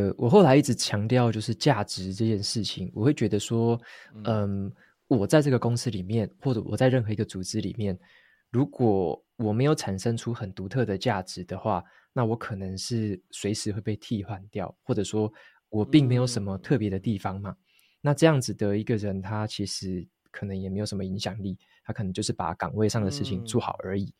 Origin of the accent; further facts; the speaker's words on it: Taitung, Taitung County, Taiwan; 我是土生土长台东人。